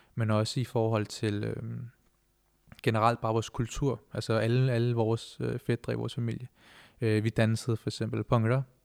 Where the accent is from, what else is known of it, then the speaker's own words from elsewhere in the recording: Denmark; vi er jo første generation, som der er født og opvokset her i Danmark